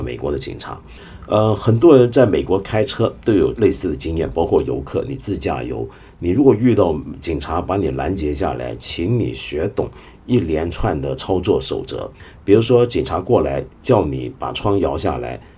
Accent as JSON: {"language": "Chinese", "country": "China", "said": "我们中国人"}